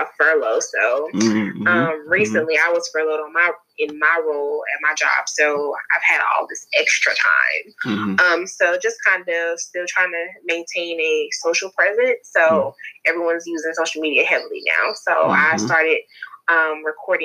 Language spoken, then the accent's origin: English; Charlotte, North Carolina, United States; I'm from North Carolina, from Charlotte, born and raised